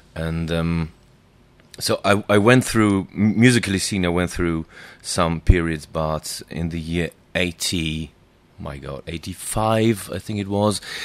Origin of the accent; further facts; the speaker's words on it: Dortmund, North Rhine-Westphalia, Germany; we lived in the northeastern part of my hometown, which is Dortmund